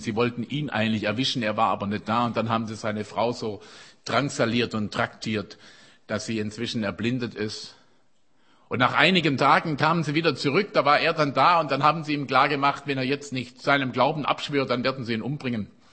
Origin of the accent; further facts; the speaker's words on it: Germany; uns als Deutsche